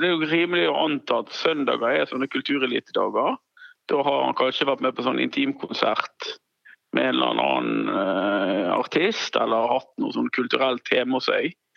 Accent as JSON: {"language": "Norwegian", "area": "Strileland", "region": "Vestland", "country": "Norway", "said": "jeg er jo stril, så jeg fisker jo med garn"}